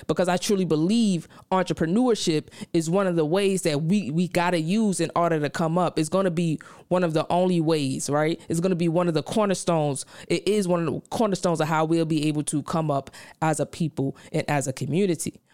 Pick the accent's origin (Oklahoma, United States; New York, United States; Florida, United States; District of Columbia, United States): New York, United States; New York City; moved away; I come from Brownsville, Brooklyn